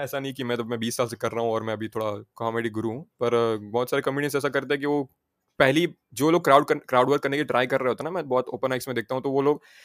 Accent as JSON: {"language": "Hindi", "area": "Saurashtra", "region": "Gujarat", "country": "India", "moved": "yes", "lives_now": "Surat, India", "said": "मैं सौराष्ट्र से हूँ"}